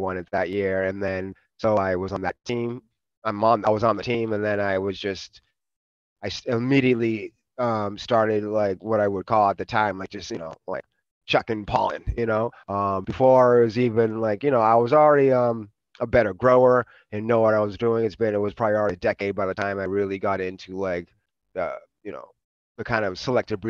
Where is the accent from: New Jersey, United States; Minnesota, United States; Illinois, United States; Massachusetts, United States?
Massachusetts, United States; Boston; moved away as an adult; also born or lived in New York / Oakland, California; grew up in Boston, so I was out in the Northeast.